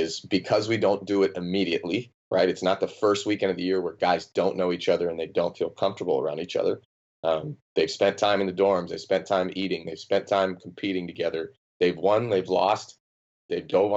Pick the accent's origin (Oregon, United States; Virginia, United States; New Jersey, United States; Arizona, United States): Arizona, United States; Phoenix; I'm a Phoenix Suns guy, born and raised in Phoenix